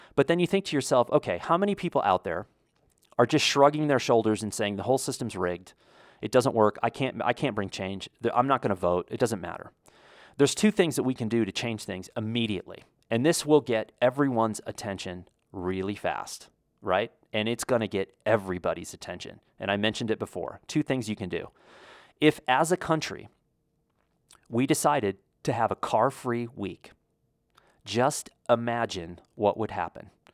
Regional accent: United States; as an American

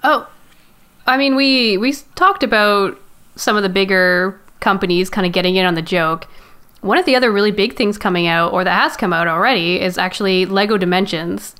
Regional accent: Canada; I'm Canadian

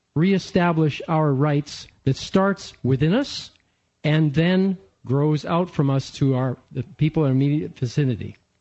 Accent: Canada; now in United States; I am a Canadian uh, and I'm in the process of becoming an American

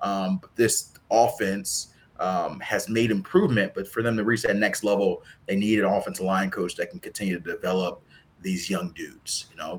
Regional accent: Mississippi, United States; I'm from Mississippi

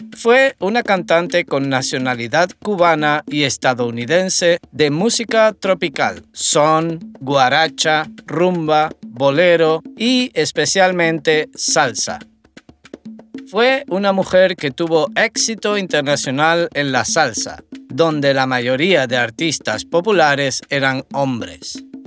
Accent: Tenerife, Canary Islands, Spain; soy de Tenerife y soy profesor de español

